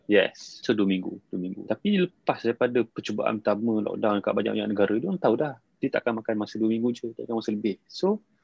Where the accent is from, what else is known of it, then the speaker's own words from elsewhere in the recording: Malaysia; sebagai rakyat Malaysia